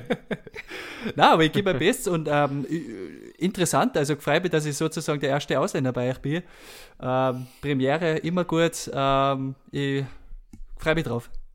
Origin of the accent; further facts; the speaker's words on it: Kirchberg in Tirol, Tyrol, Austria; ich bin aus äh, dem Bezirk Kitzbühel, aus Kirchberg in Tirol, Uh, meistens sage ich, ich bin einfach aus Kitzbühel, aber irgendwie muss ich jetzt schon ein bisschen zu meiner Heimatgemeinde stehen.